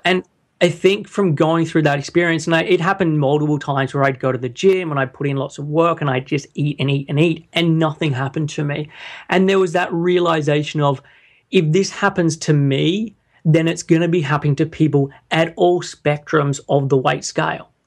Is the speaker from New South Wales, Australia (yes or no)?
yes; Sydney, New South Wales, Australia; moved away as an adult; now in London, United Kingdom; I'm originally from Sydney, and I moved over to the U K, uh, when I was in twenty-one